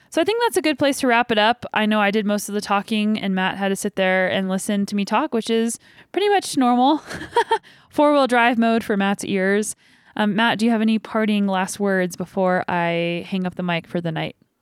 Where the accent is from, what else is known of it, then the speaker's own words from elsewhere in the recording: Canada; we're both from Canada